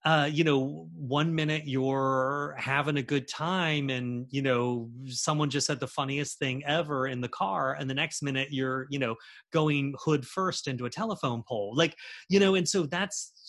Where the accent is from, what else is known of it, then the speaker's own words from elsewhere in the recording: Charleston, South Carolina, United States; growing up in Charleston in the 90s and the 80s